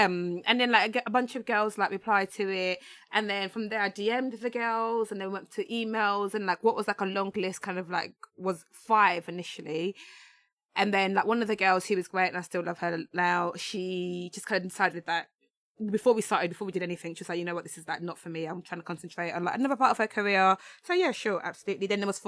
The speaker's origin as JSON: {"language": "English", "region": "London", "country": "United Kingdom", "said": "because we're all from London, it's very London centric."}